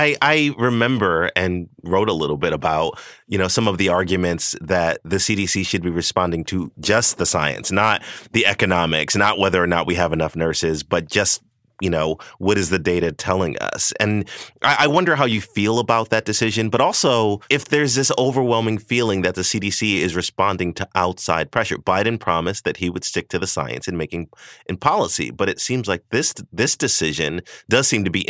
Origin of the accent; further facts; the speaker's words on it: the South, United States; I'm from the South.